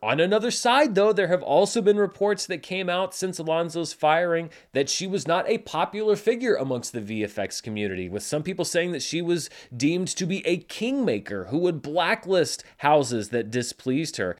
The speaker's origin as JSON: {"language": "English", "town": "North Little Rock", "region": "Arkansas", "country": "United States", "tie": "born or raised there", "said": "born and raised in North Little Rock, Arkansas"}